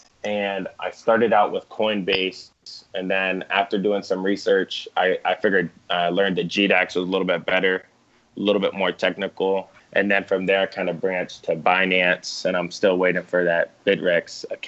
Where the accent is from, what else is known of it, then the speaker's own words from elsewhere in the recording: near Toledo, Lima Findlay area, Ohio, United States; also born or lived in Japan; now in Orlando, United States; I'm currently in Orlando. I'm from Ohio.